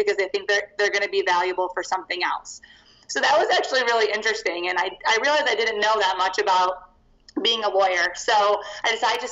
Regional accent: Chicago, Illinois, United States; moved away as an adult; now in Denver, United States; I'm originally from Chicago, Illinois

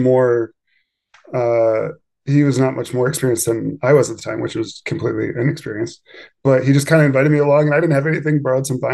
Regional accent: Pennsylvania, United States; moved away as an adult; now in Idaho, United States; I grew up in Pennsylvania

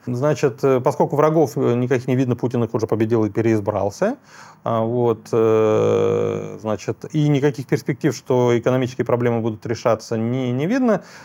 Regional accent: Bashkortostan, Russia; moved away; я же из Башкирии родом и долгие годы там работал

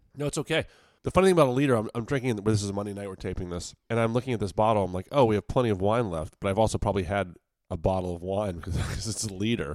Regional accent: Virginia, United States; I'm from Virginia

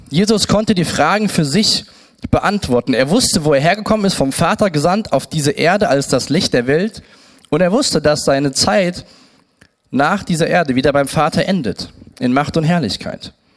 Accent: Siegen, North Rhine-Westphalia, Germany; geboren in Siegen

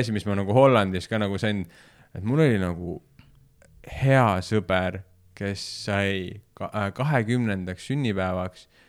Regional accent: Finland; moved away; ma kasvasin ka Soomes üles

